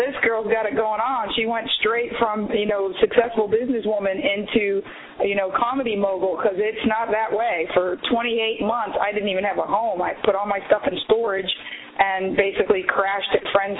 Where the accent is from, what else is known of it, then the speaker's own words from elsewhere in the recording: Miami, Florida, United States; moved away as an adult; now in Los Angeles, United States; I was raised in Miami